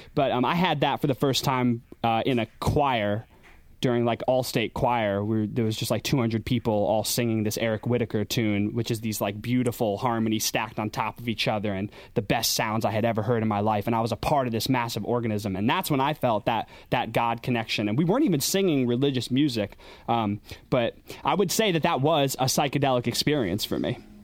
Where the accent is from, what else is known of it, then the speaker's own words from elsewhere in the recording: Schoharie, New York, United States; I grew up in Schoharie, upstate New York.